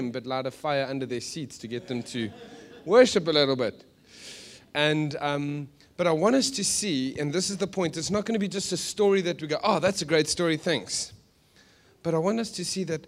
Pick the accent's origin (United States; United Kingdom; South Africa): South Africa; Johannesburg, Gauteng; moved away; We're from Joburg. We're from a dodgy place.